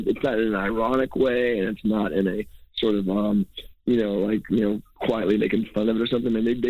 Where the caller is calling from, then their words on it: New York, United States; I'm calling you from New York right now.